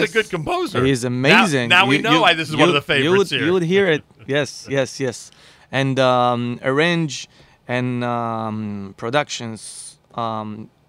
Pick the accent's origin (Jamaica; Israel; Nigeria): Israel; moved away as an adult; now in Miami, United States; I came here in the winter. I said, "Oh no, no, it's too cold for me because I'm, you know, I came from Israel, which is not too cold."